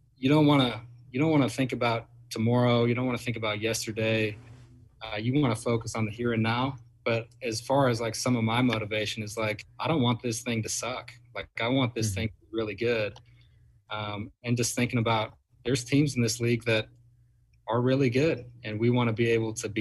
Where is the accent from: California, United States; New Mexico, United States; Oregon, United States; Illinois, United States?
Oregon, United States; Bend; now in Eugene, United States; I grew up in Bend, Oregon